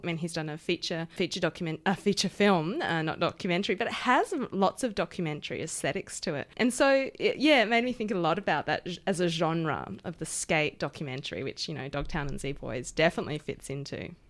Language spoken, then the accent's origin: English; Perth, Western Australia, Australia; now in Melbourne, Australia; I grew up in Perth